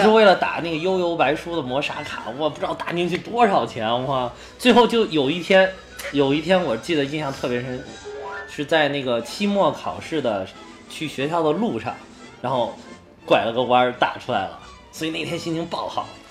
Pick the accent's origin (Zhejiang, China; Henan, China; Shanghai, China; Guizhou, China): Henan, China; 你们北京人民是不是生活条件比我们河南人民